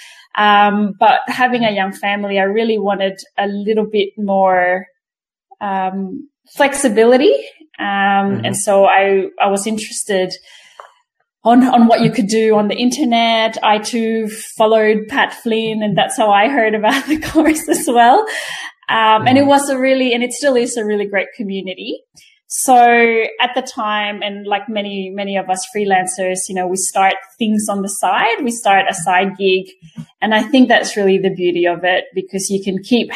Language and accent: English; Australia; also born or lived in Quezon City, Philippines; I live in Canberra in Australia. I was born in Manila in Quezon City. So I was 10 when we migrated. That was 1991. So I pretty much grew up here.